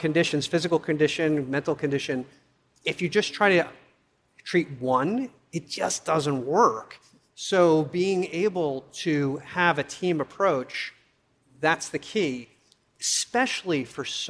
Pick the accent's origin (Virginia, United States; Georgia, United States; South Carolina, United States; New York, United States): New York, United States; as a kid growing up in New York